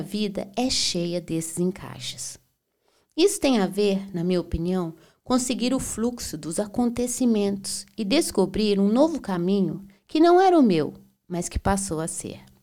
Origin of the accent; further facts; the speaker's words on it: Belo Horizonte, Minas Gerais, Brazil; also born or lived in Berlin, Germany; now in Florianópolis, Brazil; Eu sou mineira de Belo Horizonte